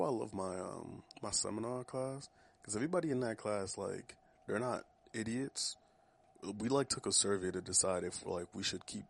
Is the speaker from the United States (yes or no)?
no; Haiti; I'm from Haiti.